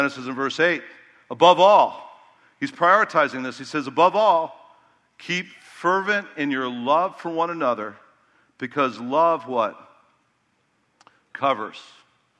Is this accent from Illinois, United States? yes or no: yes; Chicago, Illinois, United States; I was from Chicago where it's more cutthroat